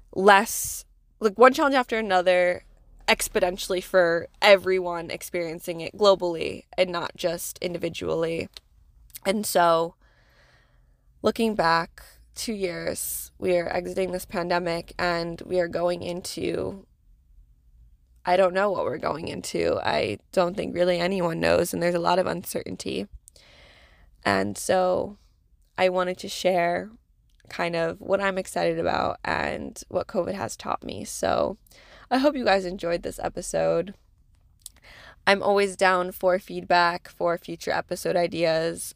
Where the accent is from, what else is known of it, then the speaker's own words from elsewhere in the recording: New England, United States; moved away as an adult; now in New York, United States; I'm, I'm a New England girl